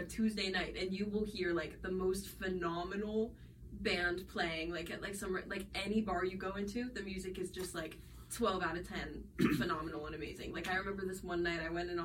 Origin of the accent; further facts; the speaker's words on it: Hagerstown, Maryland, United States; now in New Orleans, United States; I'm from Hagerstown, Maryland, which was, like, low-key pretty boring and why I wanted to leave